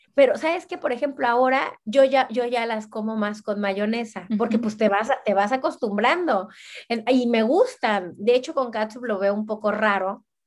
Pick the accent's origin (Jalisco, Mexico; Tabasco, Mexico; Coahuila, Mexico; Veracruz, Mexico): Veracruz, Mexico; moved away as an adult; also born or lived in Cancún, Mexico / Barcelona, Spain; now in Brussels, Belgium; yo soy de Veracruz. Veracruz está en el centro, del Golfo de México. Y este, bueno, ahí de ahí es toda mi familia y viví toda mi vida.